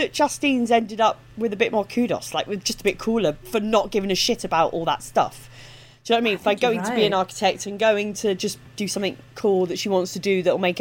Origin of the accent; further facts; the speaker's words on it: United Kingdom; accent: Estuary; My accent's very estuary